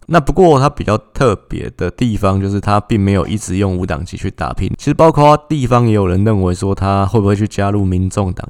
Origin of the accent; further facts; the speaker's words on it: Taipei, Taiwan; 我们台北人